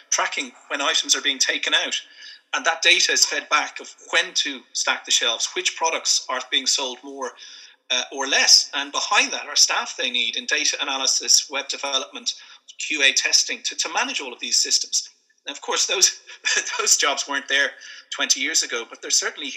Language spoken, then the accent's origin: English; Dún Laoghaire, Leinster, Ireland; moved away as an adult; also born or lived in London; I'm from Dunleary, Sandy Cove. I'm based here